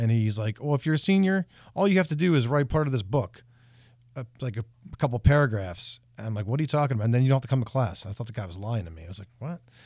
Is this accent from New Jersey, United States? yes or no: yes; New Jersey, United States; now in Tennessee, United States; I grew up in South Jersey